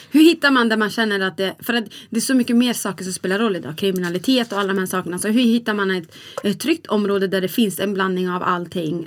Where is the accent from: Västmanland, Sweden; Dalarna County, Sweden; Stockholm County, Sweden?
Dalarna County, Sweden; Borlänge; Vi växte upp i så här, typ i Borlänge. Mm. Och då växte vi upp i ett ställe som heter Kvarnsveden.